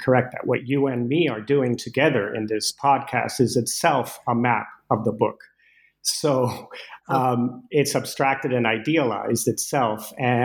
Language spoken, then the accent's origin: English; Venezuela; moved away as an adult; As you mentioned, I grew up in Venezuela with Danish parents, and I first set foot in the U.S. at age 18, and so I wasn't familiar at all with the U.S.